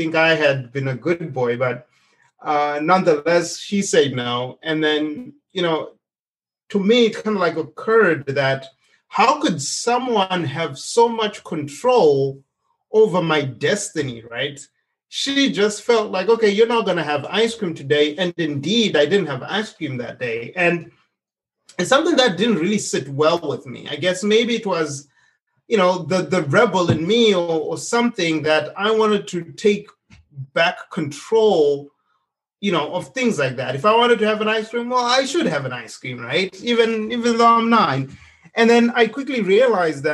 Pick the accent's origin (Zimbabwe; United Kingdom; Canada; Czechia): Zimbabwe; moved away as an adult; now in United States; I grew up in Zimbabwe